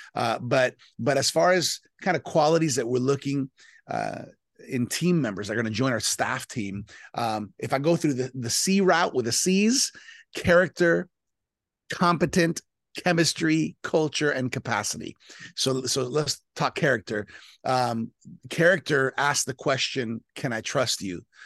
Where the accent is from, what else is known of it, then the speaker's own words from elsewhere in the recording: South Florida, United States; born and raised in South Florida to Colombian parents